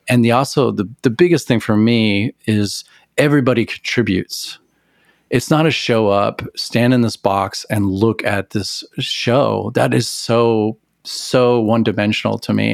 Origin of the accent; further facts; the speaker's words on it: Amarillo, Texas, United States; I grew up in Amarillo, Texas